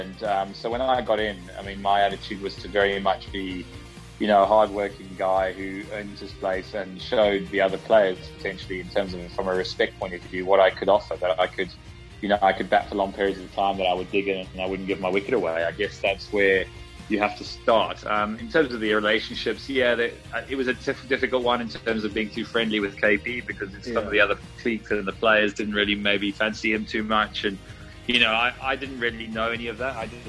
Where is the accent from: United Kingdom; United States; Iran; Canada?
United Kingdom; You know, I'm pretty British when it comes to my background.